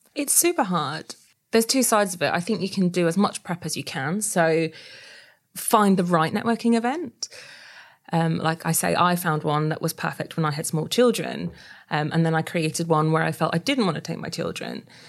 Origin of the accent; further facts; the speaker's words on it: Yorkshire and the Humber, United Kingdom; moved away as an adult; also born or lived in New South Wales, Australia; I'm actually, uh, from Yorkshire